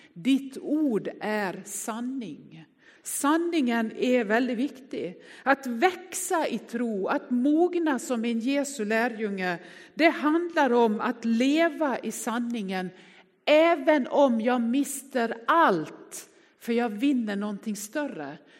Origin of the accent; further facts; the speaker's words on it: Västerdalarna, Dalarna County, Sweden; Jag är från Västerdalarna